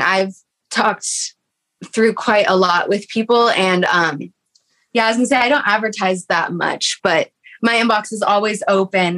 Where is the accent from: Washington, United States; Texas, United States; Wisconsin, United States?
Texas, United States; we grew up like maybe um, an hour or two away from each other uh, growing up in Texas.